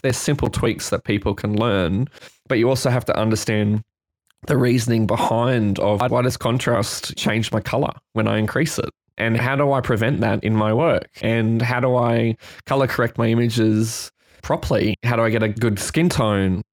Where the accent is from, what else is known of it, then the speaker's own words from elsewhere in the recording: Brisbane, Queensland, Australia; now in Sydney, Australia; I'm a photographer based here now in Sydney. I'm from Brisbane in Queensland, in Australia